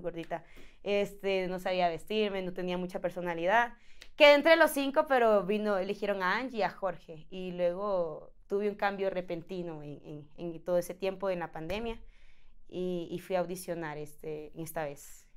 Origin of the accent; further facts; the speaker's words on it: Honduras; moved away; yo soy de Honduras